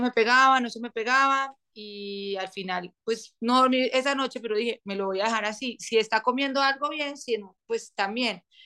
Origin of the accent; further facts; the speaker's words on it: Manizales, Caldas, Colombia; nos vinimos a vivir a Manizales, de donde yo soy, de donde somos mi esposo y yo